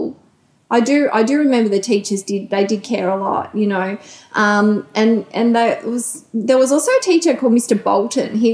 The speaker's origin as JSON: {"language": "English", "town": "Wantirna", "region": "Victoria", "country": "Australia", "tie": "born or raised there", "said": "I lived in Wantirna"}